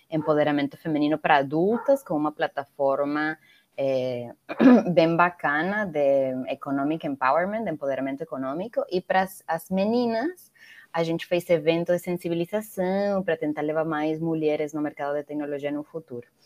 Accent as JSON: {"language": "Portuguese", "country": "Venezuela", "also_born_or_lived": "Mexico / United States", "second_language": "Portuguese", "moved": "as an adult", "lives_now": "Brazil", "said": "nasci na Venezuela, eh, morei em alguns outros países, morei no México sete anos, nos Estados Unidos um, agora no Brasil já vou fazer oito anos aqui."}